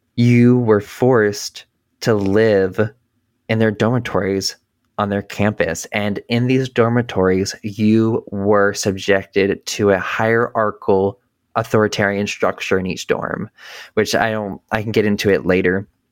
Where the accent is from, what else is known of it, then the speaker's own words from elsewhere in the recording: North Carolina, United States; I grew up in North Carolina